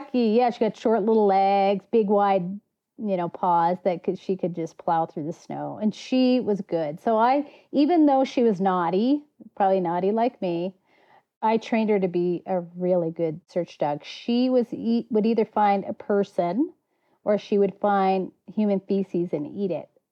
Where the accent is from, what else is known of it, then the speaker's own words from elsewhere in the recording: United States; moved away; also born or lived in Colorado / Montana; my wilderness was on the southern shore of Lake Superior. My dad was a fisheries biologist